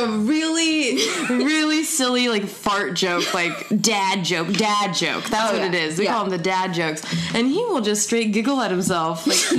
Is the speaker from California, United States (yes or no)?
yes; Southern California, United States; growing up in SoCal.